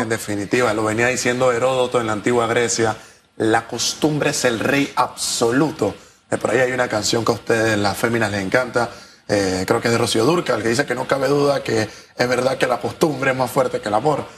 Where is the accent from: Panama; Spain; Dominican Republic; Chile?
Panama; nuestro país